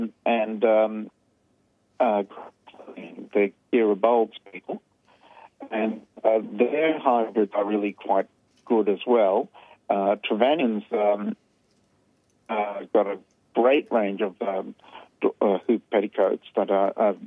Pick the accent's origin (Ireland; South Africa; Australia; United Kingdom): Australia; Melbourne, Victoria; when I was growing up in Melbourne